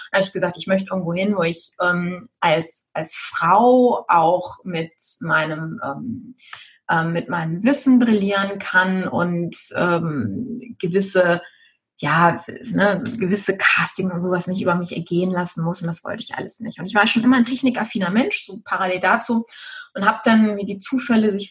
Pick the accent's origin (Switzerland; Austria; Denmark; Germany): Germany; Düsseldorf, North Rhine-Westphalia; ich bin halt ein Stadtkind. Ich bin in Düsseldorf geboren, ich bin mitten in der Stadt aufgewachsen